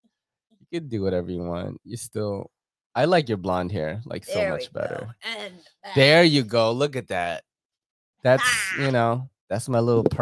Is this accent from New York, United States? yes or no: yes; New York City, New York, United States; We're from Queens.